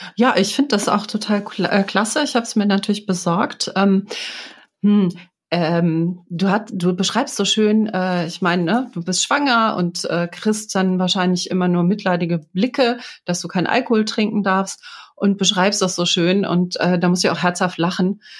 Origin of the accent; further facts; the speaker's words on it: Düsseldorf, North Rhine-Westphalia, Germany; ich bin gebürtige Düsseldorferin, bin in Hochtal groß geworden, in der Nähe von Düsseldorf.